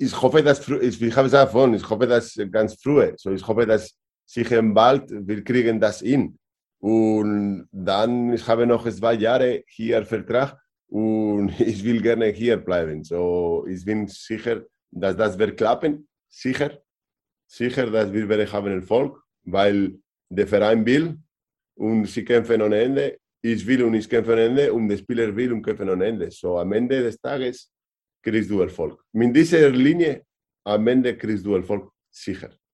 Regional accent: Vitoria-Gasteiz, Basque Country, Spain; German is a second language; also born or lived in Barcelona / Berlin / Hannover / Valladolid; now in Kleinsachsenheim, Germany; Vitoria. Meine Heimat.

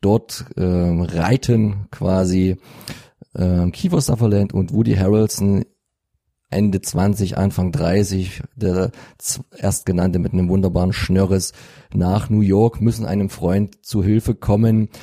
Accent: Freital, Saxony, Germany; bei uns in Freital

